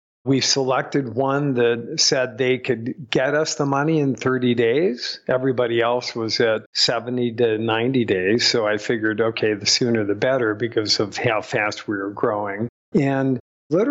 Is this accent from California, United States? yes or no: yes; Southern California, United States; also born or lived in Rhode Island; I was born in Rhode Island, but pretty much raised in California, in Southern California.